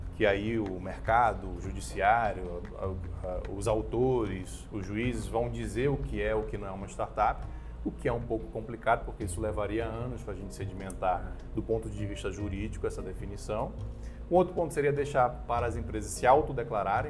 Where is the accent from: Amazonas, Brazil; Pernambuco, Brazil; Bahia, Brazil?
Amazonas, Brazil; Manaus; now in Brasília, Brazil; eu sou manauara